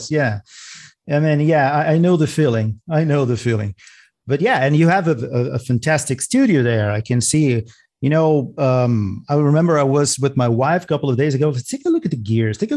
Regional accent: New York, United States; now in Atlanta, United States; I'm from New York.

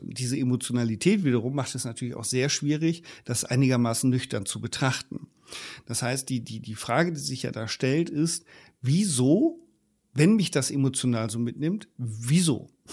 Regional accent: Germany; bei uns in Deutschland

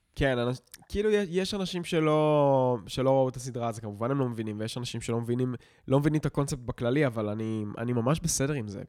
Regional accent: Israel; החיים שלנו במושב היו די בסדר

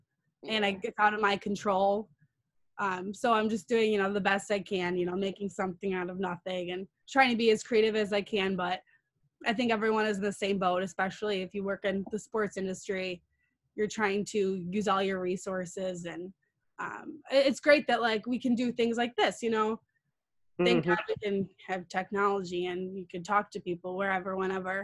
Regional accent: Chicago, Illinois, United States; we are from Chicago

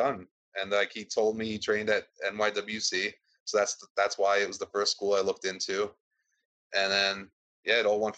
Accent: Bellmore, New York, United States; we're from Belmore

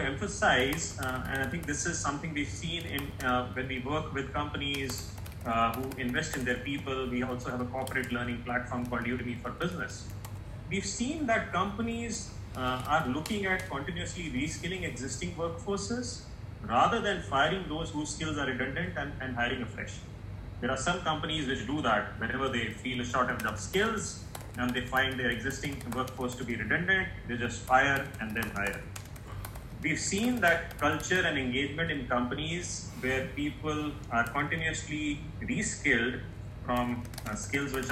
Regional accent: India; my home country, India

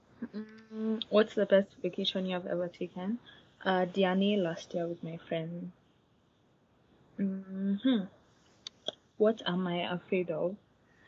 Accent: Nairobi, Kenya; I grew up in Nairobi.

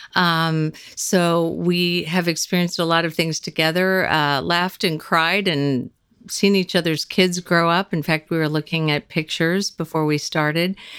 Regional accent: Kansas, United States; moved away as an adult; now in Los Angeles, United States; we're both from Kansas

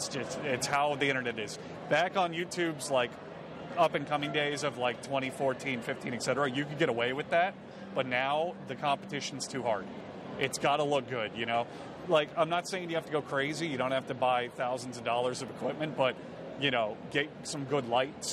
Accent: South Florida, United States; now in Tampa, United States; I grew up in South Florida and then moved to Tampa in... 2017

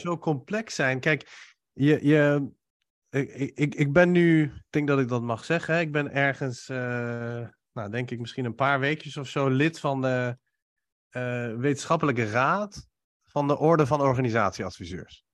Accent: Iran; now in Netherlands; ik kom oorspronkelijk uit Iran

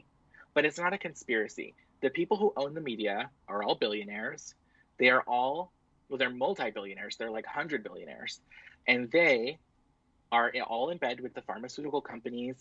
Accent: Canada; also born or lived in Ontario; I'm Canadian

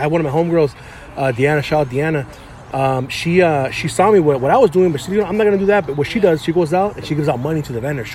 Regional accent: San Gabriel, California, United States; now in Alhambra, United States; I grew up in San Gabriel

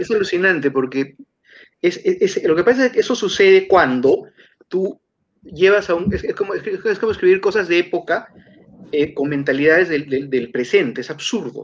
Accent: Peru; now in Lima, Peru; Como peruano

